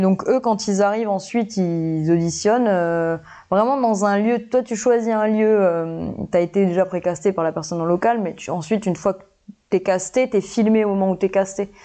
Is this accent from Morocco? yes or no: no; Nouméa, New Caledonia; je suis calédonienne déjà, donc je suis née à Nouméa